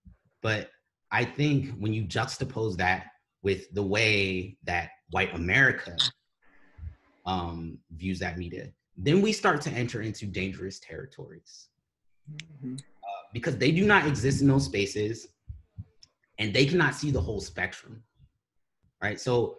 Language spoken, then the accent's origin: English; Baltimore, Maryland, United States; moved away; we grew up in Northeast Baltimore.